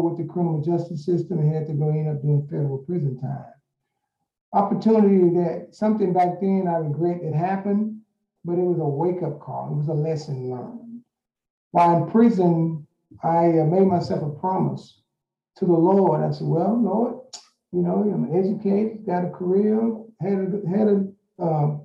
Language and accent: English; Pine Bluff, Arkansas, United States; now in Little Rock, United States; I'm originally from Pine Bluff, Arkansas.